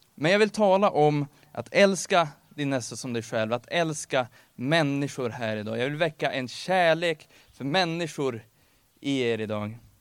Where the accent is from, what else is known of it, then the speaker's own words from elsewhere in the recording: Örnsköldsvik, Västernorrland County, Sweden; now in Gävle, Sweden; jag kommer från Örnsköldsvik ursprungligen